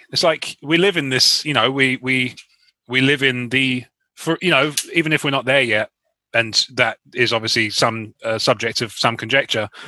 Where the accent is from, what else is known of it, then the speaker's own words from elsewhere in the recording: Canada; I thought it was me because I'm Canadian.